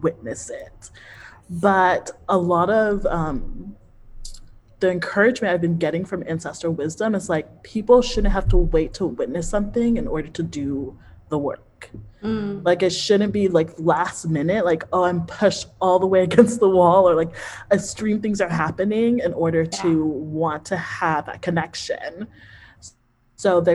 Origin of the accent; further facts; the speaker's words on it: United States; I grew up in the United States.